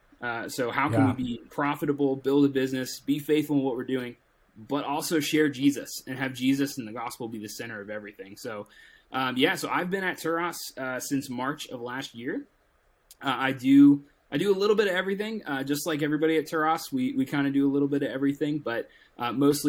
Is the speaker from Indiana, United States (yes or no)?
no; Tampa, Florida, United States; I'm originally from Tampa, Florida. So born and raised a Tampa Bay, Bucks fan.